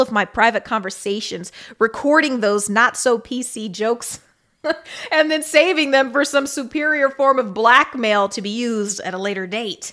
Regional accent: Kansas City, United States; moved away; I'm from Kansas City

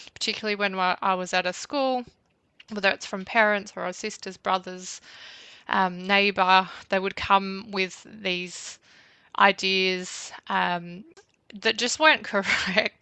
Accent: Bendigo, Victoria, Australia; I grew up in Bendigo about probably 20 minutes outside of the town.

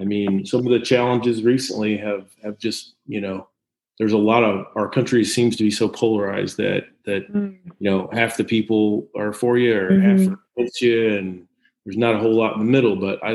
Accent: Eastern Jackson County, Missouri, United States; I went to Fort Osage High School, so I'm from Eastern Jackson County originally, after my family relocated there when I was a kid. So I did most of my growing up in education there

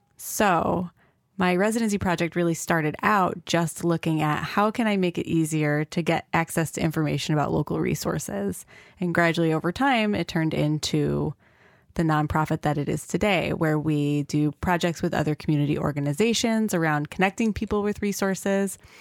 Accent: Rochester, New York, United States; I was from Rochester and didn't know anything about the local resources

